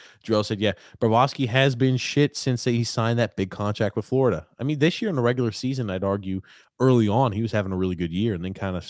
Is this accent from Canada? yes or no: yes; Canada; I'm Canadian. I hate the Leafs, but this country will be rocking if the Leafs win a cup.